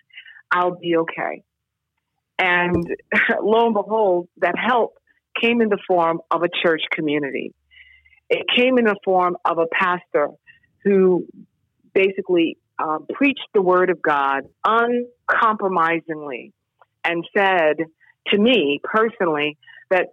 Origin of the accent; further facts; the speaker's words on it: New York City, New York, United States; also born or lived in Syracuse; I grew up in New York City